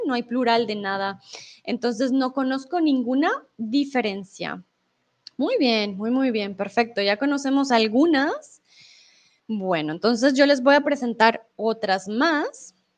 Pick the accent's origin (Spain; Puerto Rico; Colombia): Colombia; Bogotá; accent: Rolo; now in Mexico; soy Rola, soy de Bogotá, de la capital de Colombia